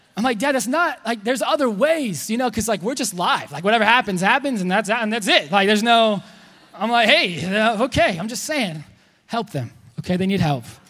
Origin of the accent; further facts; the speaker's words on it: Texas, United States; I'm Texan